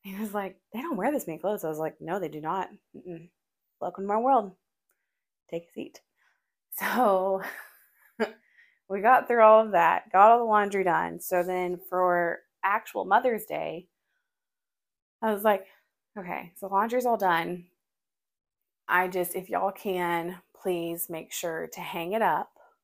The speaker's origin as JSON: {"language": "English", "town": "Forney", "region": "Texas", "country": "United States", "tie": "born or raised there", "said": "I am not a country girl, even though I grew up in Forney"}